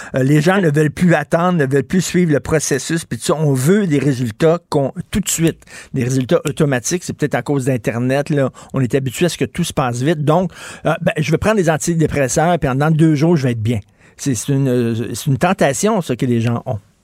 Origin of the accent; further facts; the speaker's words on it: Montreal, Quebec, Canada; j'ai grandi à Verdun.